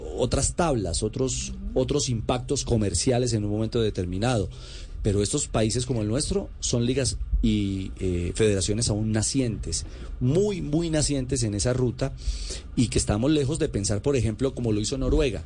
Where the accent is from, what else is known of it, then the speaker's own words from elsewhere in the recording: Colombia; como colombiano